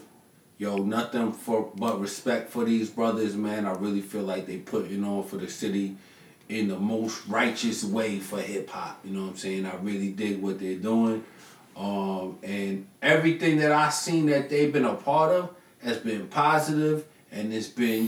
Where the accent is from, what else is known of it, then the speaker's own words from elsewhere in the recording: Long Island, New York, United States; moved away; also born or lived in Knoxville, Tennessee; I'm from Long Island. I was born in Long Island